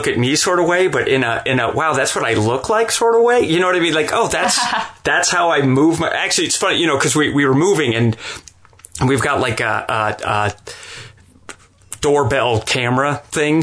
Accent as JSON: {"language": "English", "town": "Salt Lake City", "region": "Utah", "country": "United States", "moved": "yes", "lives_now": "Atlanta, United States", "said": "I'm originally from Salt Lake City, Utah"}